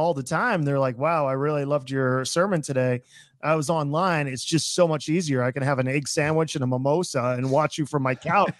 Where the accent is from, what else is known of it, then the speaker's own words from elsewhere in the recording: Florida, United States; I'm from Florida. I'm in Orlando